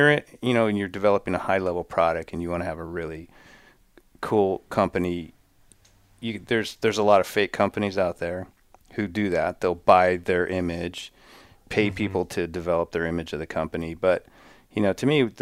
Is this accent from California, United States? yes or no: yes; Redondo Beach, California, United States; I grew up in the South Bay of Redondo Beach, Santa Monica